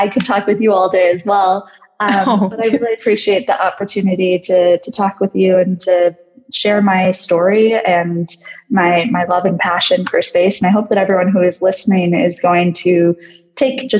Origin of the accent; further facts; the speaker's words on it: United States; I'm American